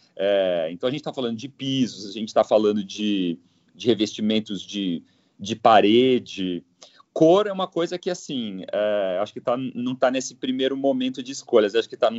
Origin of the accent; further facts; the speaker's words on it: Londrina, Paraná, Brazil; moved away as an adult; now in São Paulo, Brazil; sou de Londrina, né? Eu sou do, do Paraná.